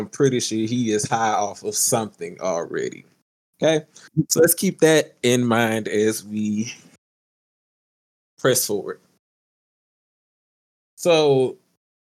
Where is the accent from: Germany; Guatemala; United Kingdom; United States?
United States; the South; moved away; I'm from the South. I ain't even from here